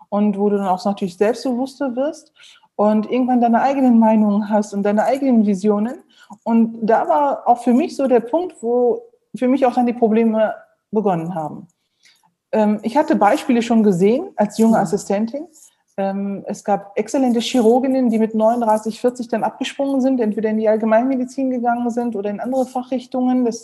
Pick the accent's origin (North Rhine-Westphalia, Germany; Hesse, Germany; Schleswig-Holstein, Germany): North Rhine-Westphalia, Germany; Neuss; Ich bin, ähm, wie gesagt, in Neuss geboren und aufgewachsen, bin dort zur Schule gegangen, habe dann ähm, die äh, Uni in Düsseldorf besucht